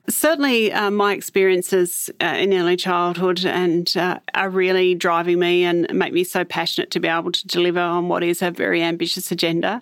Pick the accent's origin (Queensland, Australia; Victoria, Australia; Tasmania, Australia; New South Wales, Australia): Tasmania, Australia; Hobart; I spent, um, part of my early, um, childhood in the suburb of Bridgewater in the northern suburbs of Hobart in, um, social housing.